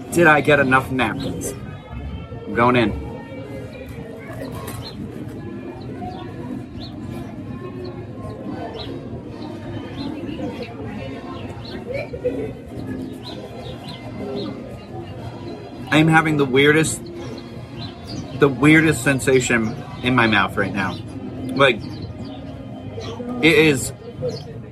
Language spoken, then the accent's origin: English; South Shore, Massachusetts, United States; I am from Massachusetts. I am from the South Shore